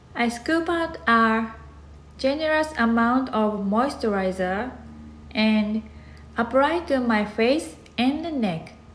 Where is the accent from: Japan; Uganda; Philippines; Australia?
Japan; English is a second language; moved away as an adult; now in United States; my English has improved since I moved to here from Japan